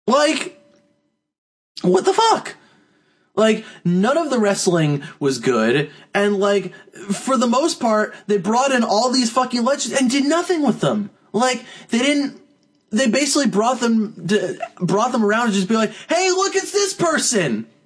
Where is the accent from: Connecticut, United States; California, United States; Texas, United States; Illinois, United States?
Texas, United States; I'm from Texas, and what is this?